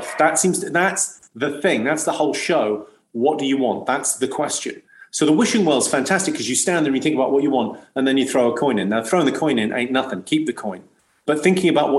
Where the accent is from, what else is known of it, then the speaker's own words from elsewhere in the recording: Slough, South East England, United Kingdom; I grew up in Slough, and I went to a school on the Britwell Estate in Slough